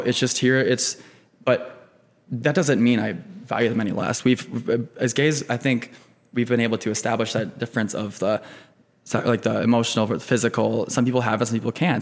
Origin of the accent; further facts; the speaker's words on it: Cedar Rapids, Iowa, United States; moved away as an adult; also born or lived in California / Minneapolis; now in Chicago, United States; I grew up in Eastern Iowa, Cedar Rapids